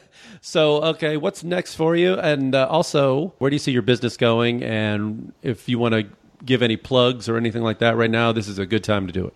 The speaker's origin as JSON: {"language": "English", "town": "Chicago", "region": "Illinois", "country": "United States", "tie": "born or raised there", "said": "I'm from Chicago, so, I mean, I used to work, I spent the coldest, and I, growing up in Chicago, I know cold weather"}